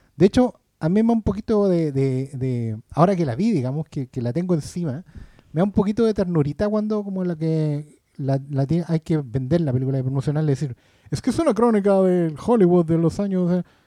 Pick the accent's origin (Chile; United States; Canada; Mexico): Chile; Maipú, Santiago Metropolitan Region; yo nací en Maipú, pues, weón. Y, ahí de ahí soy